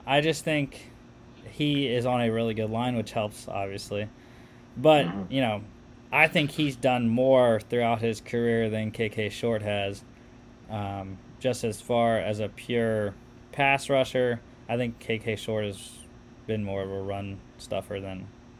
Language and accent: English; Northeast, United States; we're both from the Northeast